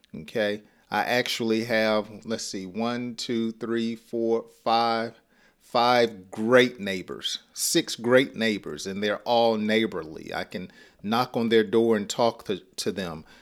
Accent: Georgia, United States; accent: Southern; I'm from Georgia, and and we talk slow

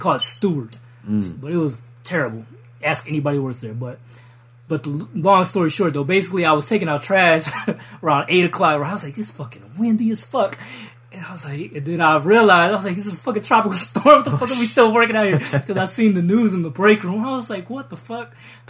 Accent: Biloxi, Mississippi, United States; also born or lived in New Orleans, United States; I was raised, I'm originally from Columbia

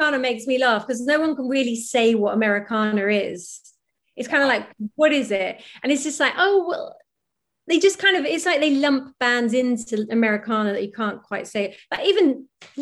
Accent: Norwich, East of England, United Kingdom; moved away as an adult; also born or lived in London; I'm from Norwich, I was doing this all in Norwich and then I moved to London

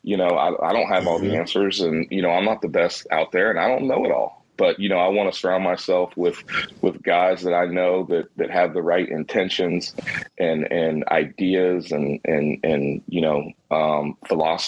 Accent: Jacksonville, Florida, United States; I'm originally from Jacksonville, Florida. I went to a high school, Bishop Kenny High School

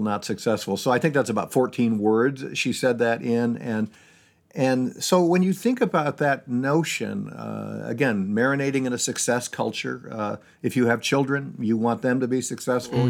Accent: Syracuse, New York, United States; moved away as an adult; now in Seattle, United States; I grew up in Syracuse, New York

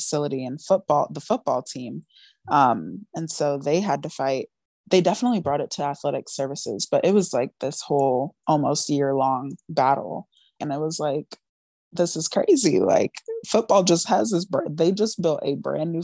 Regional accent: Denver, Colorado, United States; also born or lived in Fort Collins, Colorado; I grew up in Denver, Colorado

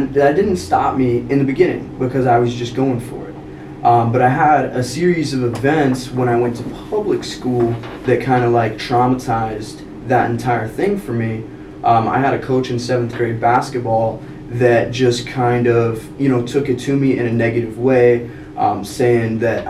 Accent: Rapid City, South Dakota, United States; now in Spearfish, United States; No, I'm from Rapid. Okay. From Rapid.

